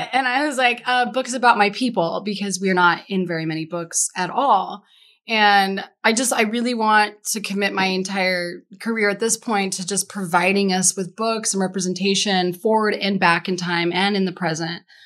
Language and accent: English; Denver, Colorado, United States; moved away; also born or lived in San Diego / Key West; I'm from Denver and I know every street corner